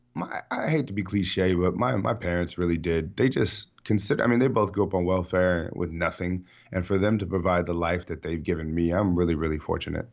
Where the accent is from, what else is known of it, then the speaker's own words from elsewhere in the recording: San Diego, California, United States; San Diego, born and raised, best city in the world